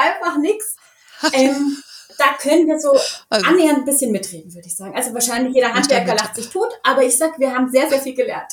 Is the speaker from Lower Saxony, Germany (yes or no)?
no; Munich, Bavaria, Germany; ich bin auf dem Oktoberfest aufgewachsen